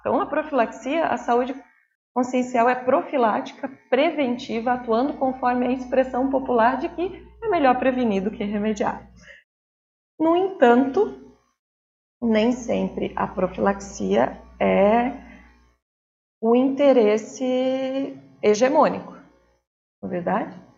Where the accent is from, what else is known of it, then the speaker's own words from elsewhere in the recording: Brazil; enquanto brasileiros